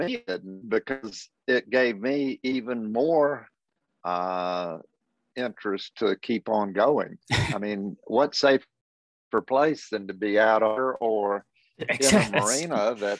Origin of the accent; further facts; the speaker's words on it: Athens, Georgia, United States; But growing up in Athens, I saw it all.